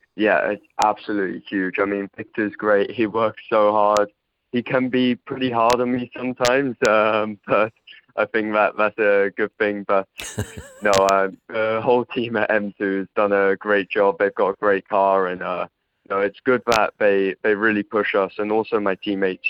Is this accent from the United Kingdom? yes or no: yes; England, United Kingdom; also born or lived in Poland; I had a lot of my growing up in England